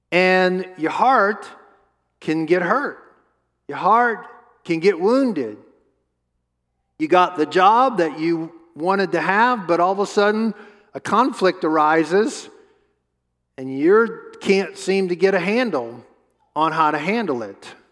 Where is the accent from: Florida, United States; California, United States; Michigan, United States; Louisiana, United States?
Louisiana, United States; New Orleans; we grew up in New Orleans together, and we were in middle school together